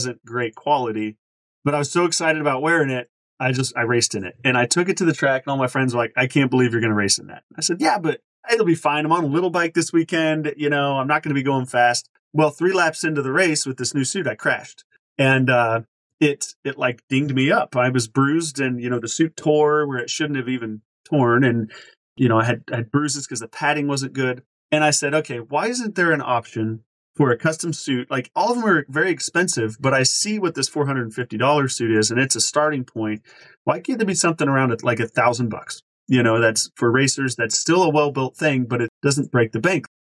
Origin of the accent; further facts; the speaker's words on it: Kansas, United States; moved away; also born or lived in Oklahoma City, Oklahoma; That's our home state